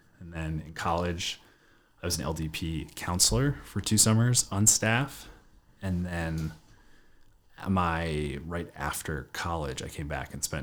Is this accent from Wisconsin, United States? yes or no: no; Baltimore, Maryland, United States; We grew up in downtown Baltimore